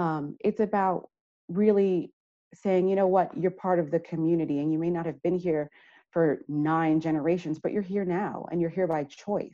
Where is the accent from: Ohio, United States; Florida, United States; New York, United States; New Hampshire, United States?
New York, United States; now in Vermont, United States; I mean, I'm coming from New York. And so when I hear Vermonters talk about Irene, I can empathize because in 2012, we had Hurricane Sandy.